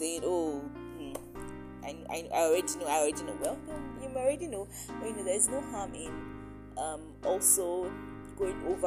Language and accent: English; Nigeria; It's like how we have our reunions here in Nigeria. I'm a Nigerian